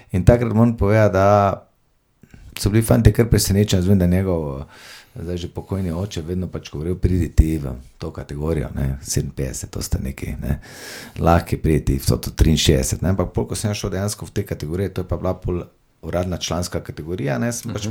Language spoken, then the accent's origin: Slovenian; Maribor, Drava, Slovenia; also born or lived in Vuzenica; rodil sem se v Mariboru